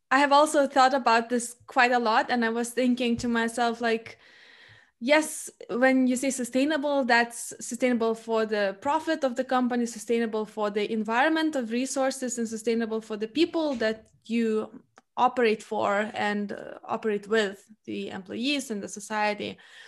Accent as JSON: {"language": "English", "country": "Lithuania", "said": "I come from a family which was in and still is in a small Lithuanian town. So I come from the Baltic country"}